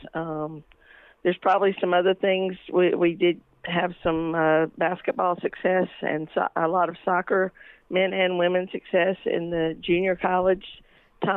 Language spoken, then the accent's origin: English; Mount Airy, North Carolina, United States; I'm originally from Mount Airy, North Carolina. Yes, everyone thinks of it as Mayberry. I did grow up an only child